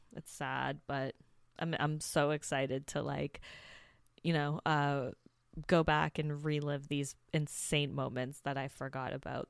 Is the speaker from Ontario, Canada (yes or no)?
yes; Hamilton, Ontario, Canada; the city I grew up in Hamilton